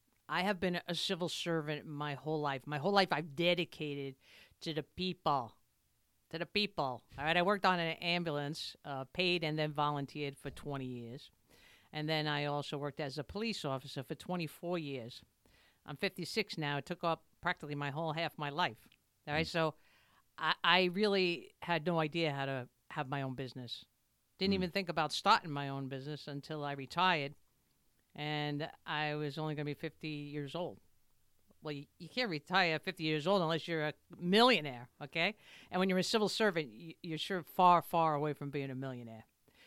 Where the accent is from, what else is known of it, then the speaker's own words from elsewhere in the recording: New York City, New York, United States; I'm from Brooklyn.